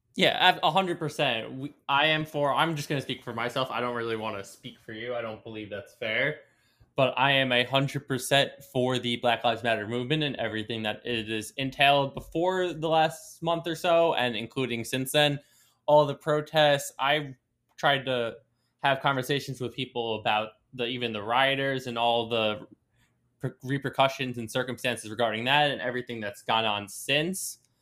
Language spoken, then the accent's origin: English; Long Island, New York, United States; I was born in New York City, but raised basically my entire life Long Island.